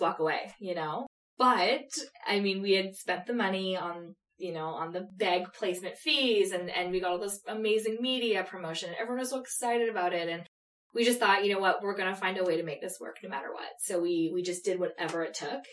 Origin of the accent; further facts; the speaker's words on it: Canada; We're from Canada